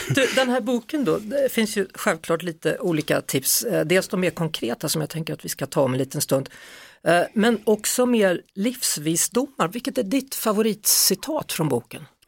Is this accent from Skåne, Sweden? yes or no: no; Skövde, Västra Götaland, Sweden; jag är från Skövde